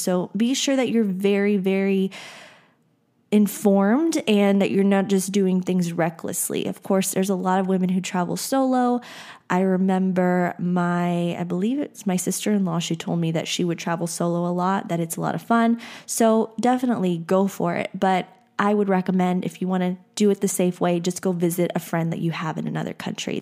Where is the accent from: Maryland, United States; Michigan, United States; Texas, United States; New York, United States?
Texas, United States; I grew up in Texas